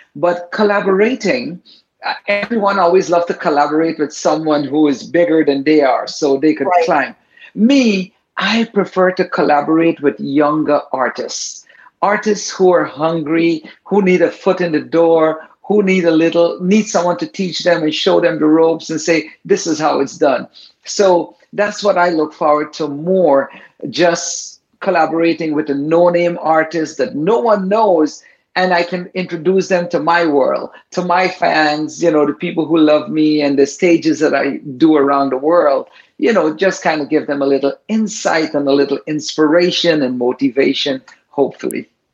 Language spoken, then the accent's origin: English; Guyana; My ancestors came from India, but I was born in the Caribbean